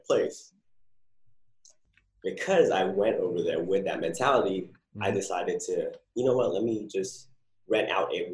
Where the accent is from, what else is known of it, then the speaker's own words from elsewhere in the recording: New Jersey, United States; moved away as an adult; also born or lived in California; now in San Diego, United States; I'm originally from Jersey